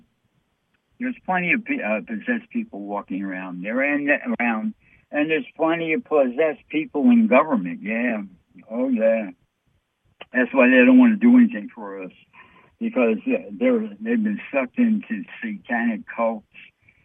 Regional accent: New York City, New York, United States; I'm from New York City

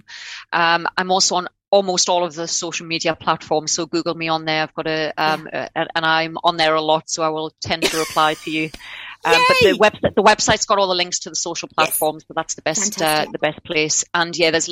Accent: Newcastle upon Tyne, North East England, United Kingdom; born or raised there; accent: Geordie; now in Australia

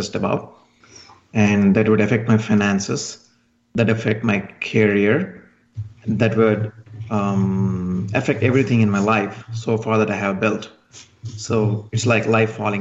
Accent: India; moved away as an adult; now in United States; I'm originally from India. And then I just came to the United States

